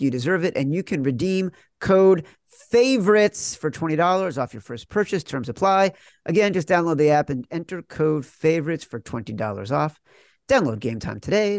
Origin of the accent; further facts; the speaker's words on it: Chicago, Illinois, United States; moved away as an adult; also born or lived in New York; I'm from Chicago and grew up hating the Knicks, grew up, you know, moved to New York in the nineties